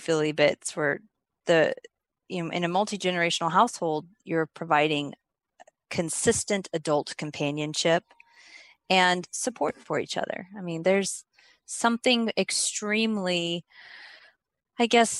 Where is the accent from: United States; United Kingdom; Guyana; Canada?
United States; Oklahoma; moved away as an adult; I'm from Oklahoma